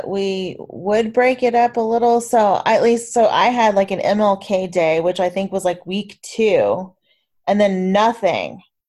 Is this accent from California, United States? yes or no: no; Oklahoma, United States; moved away; I grew up in the Midwest, or I guess the Plains State is what I call it. like in Oklahoma or whatever.